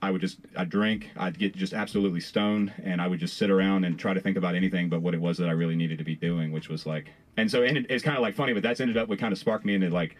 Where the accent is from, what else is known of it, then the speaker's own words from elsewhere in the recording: Farmville, Virginia, United States; I'm from Farmville, which is technically Piedmont